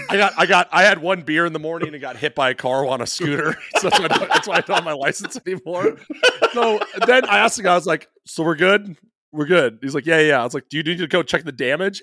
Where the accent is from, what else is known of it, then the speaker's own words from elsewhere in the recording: Midwest, United States; I'm such a Midwesterner